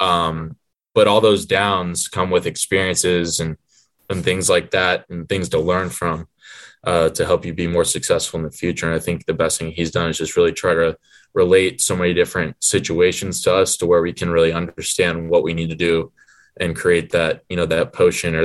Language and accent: English; Atlanta, Georgia, United States; we're both from Atlanta